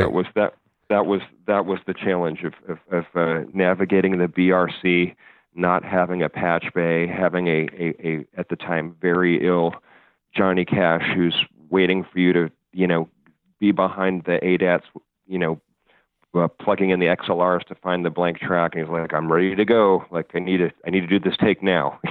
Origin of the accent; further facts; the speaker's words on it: Chicago, Illinois, United States; moved away; I grew up in Chicago